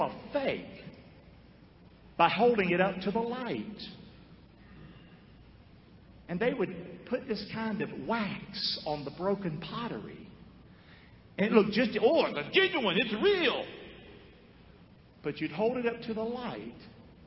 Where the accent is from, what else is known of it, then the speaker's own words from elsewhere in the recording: Rockingham, North Carolina, United States; I'm from Rockingham, North Carolina. I came from a broken family.